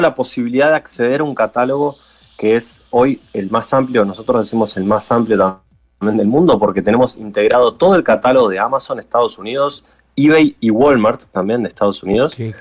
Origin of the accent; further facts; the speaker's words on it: Uruguay; Yo soy aquí de Uruguay